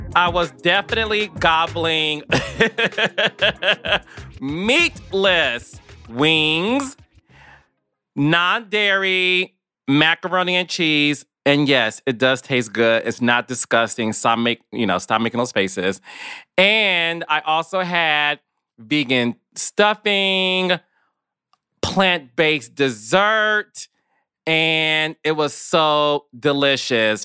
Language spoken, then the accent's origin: English; Detroit, Michigan, United States; moved away as an adult; also born or lived in New York City; me being in Detroit, Michigan, which is my hometown